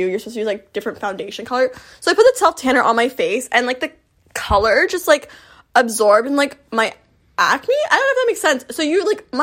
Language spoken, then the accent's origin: English; Florida, United States; I'm from Florida